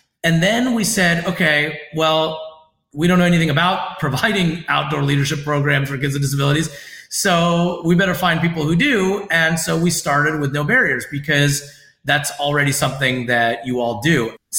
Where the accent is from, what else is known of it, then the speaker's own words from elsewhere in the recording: United States; So unlike being Iranian American, where if someone has thoughts about my abilities, it's just rooted in ignorance